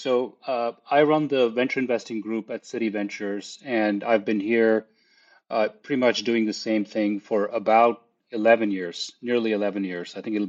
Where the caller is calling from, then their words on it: Palo Alto, California, United States; I'm calling in from sunny California in Palo Alto.